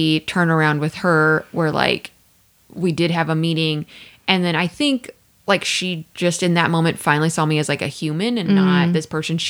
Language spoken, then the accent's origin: English; Midwest, United States; I'm from the Midwest. I know y'all be working 213 and out.